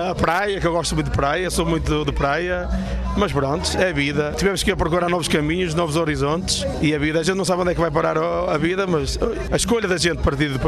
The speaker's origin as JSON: {"language": "Portuguese", "town": "Porto", "region": "Norte", "country": "Portugal", "tie": "born or raised there", "moved": "as an adult", "lives_now": "Switzerland", "said": "Eu sou do Porto. Eu nasci na cidade de São João, mas estou, meus pais moram, eh, habitamos agora em Hermesino."}